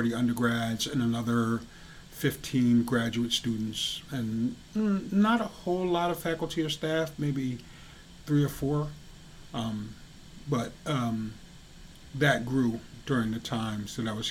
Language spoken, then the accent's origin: English; New York, United States; moved away as an adult; now in Hadley, Massachusetts, United States; I grew up in New York, the city is only like 15, 20 minutes away.